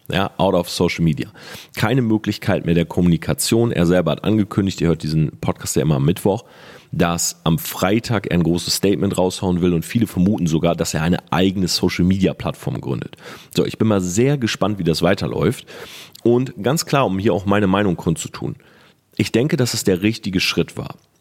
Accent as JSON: {"language": "German", "town": "Delmhorst", "region": "Lower Saxony", "country": "Germany", "tie": "born or raised there", "said": "ich bin zwölf oder dreizehn, wie gesagt, ich weiß nicht mehr genau, komme aus Delmhorst, ich bin Schüler"}